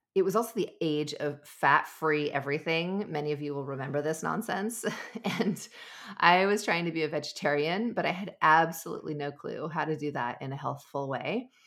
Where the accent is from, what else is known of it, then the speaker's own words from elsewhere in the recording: Southern California, United States; I grew up in Southern California